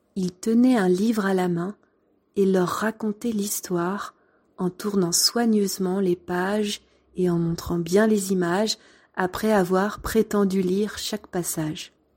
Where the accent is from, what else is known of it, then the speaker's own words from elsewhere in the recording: France; Mais t'es né où Ben, en France